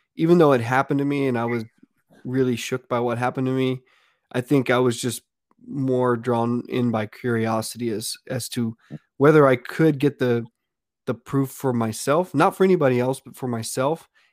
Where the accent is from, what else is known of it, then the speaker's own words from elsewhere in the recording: Pawnee, Texas, United States; now in Austin, United States; I grew up in South Texas. It's a real small town called Pawnee, Texas.